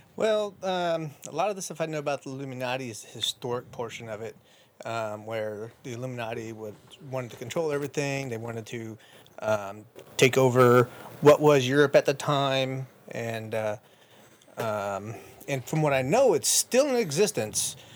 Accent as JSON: {"language": "English", "region": "Illinois", "country": "United States", "tie": "born or raised there", "moved": "as an adult", "said": "born and raised in Illinois."}